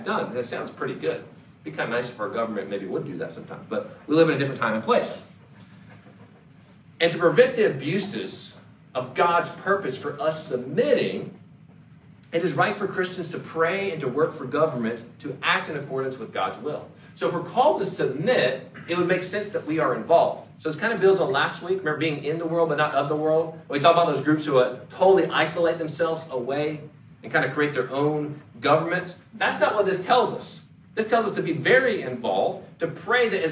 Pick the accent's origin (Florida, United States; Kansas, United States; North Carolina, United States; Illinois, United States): North Carolina, United States; Mooresville; moved away; I grew up in Race City, USA